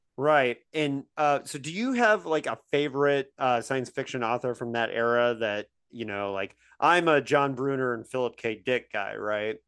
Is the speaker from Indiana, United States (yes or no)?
yes; Indiana, United States; moved away; I grew up in Indiana